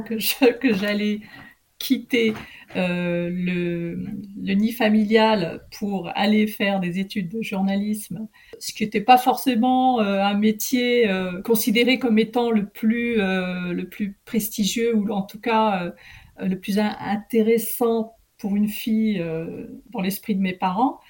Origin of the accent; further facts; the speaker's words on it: Amiens, Hauts-de-France, France; also born or lived in Tétouan, Morocco; j'ai grandi là-bas, j'ai eu toute mon enfance euh, à Amiens